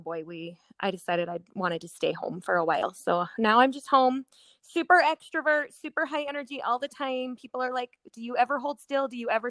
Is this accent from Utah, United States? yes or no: yes; Utah, United States; born or raised there; also born or lived in West Covina, California